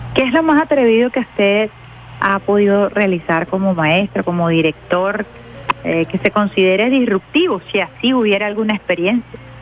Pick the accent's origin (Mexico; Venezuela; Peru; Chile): Venezuela; como venezolana